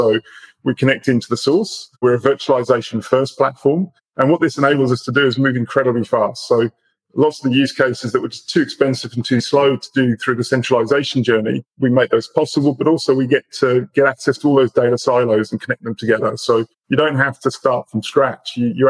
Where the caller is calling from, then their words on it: Australia; I'm in Australia. So Zataris is based in Melbourne.